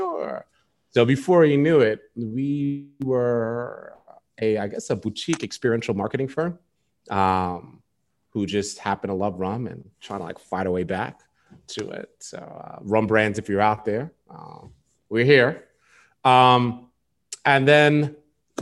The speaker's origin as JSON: {"language": "English", "town": "New York City", "region": "New York", "country": "United States", "tie": "born or raised there", "moved": "as an adult", "lives_now": "Baltimore, United States", "said": "Born and raised New York City"}